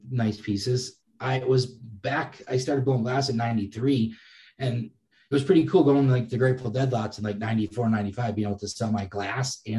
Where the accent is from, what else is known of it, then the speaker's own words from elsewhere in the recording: Massachusetts, United States; I'm from Massachusetts